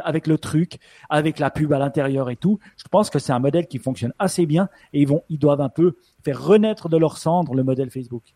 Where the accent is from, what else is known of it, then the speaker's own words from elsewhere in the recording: Switzerland; accent: Swiss; mon accent suisse